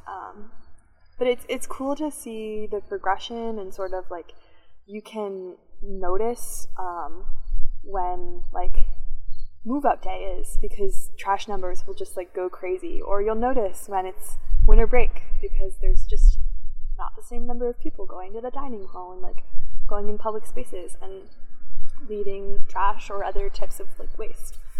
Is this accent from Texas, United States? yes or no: no; Chevy Chase, Maryland, United States; I'm from Chevy Chase, Maryland